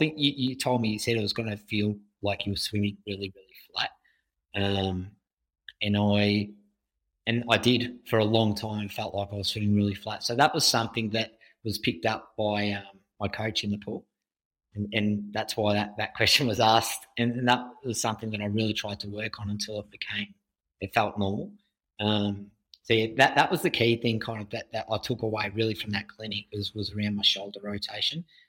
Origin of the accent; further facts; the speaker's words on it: Australia; growing up in Australia, and your parents send you to the basic kind of swimming lessons